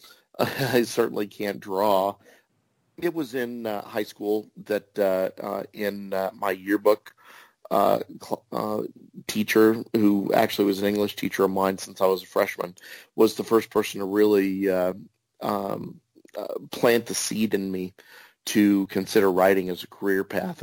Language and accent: English; Kansas, United States; also born or lived in New York State; I was born in New York State, but moved to uh, Kansas right around the time of the moonshot of the Apollo 11